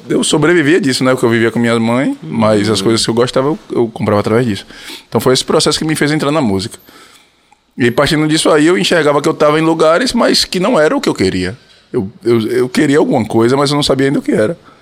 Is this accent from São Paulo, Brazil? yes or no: no; Feira de Santana, Bahia, Brazil; also born or lived in Salvador; Eu, eu nasci em Feira, mas morei em Salvador durante, durante um período